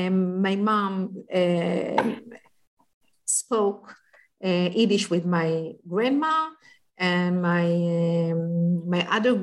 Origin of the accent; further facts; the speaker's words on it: Haifa, Haifa District, Israel; And I was born in Kiryat Eliezer. It's a neighborhood downtown Haifa.